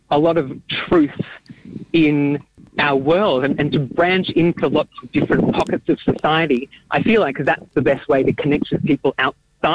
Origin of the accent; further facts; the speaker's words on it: Melbourne, Victoria, Australia; I grew up in Melbourne and in amongst a very vibrant community of Yiddish speakers